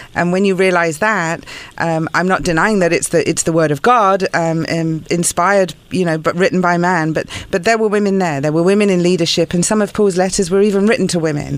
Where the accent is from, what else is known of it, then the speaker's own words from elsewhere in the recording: United Kingdom; moved away as an adult; now in United States; I'm British, so coming from a country where church and state are not separate